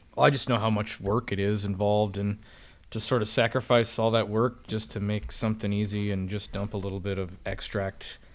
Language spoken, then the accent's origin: English; Casper, Wyoming, United States; moved away as an adult; also born or lived in North Dakota; now in South Dakota, United States; I'm from Wyoming, so I'm not from South Dakota. I've lived here for, I lived in South Dakota for four years now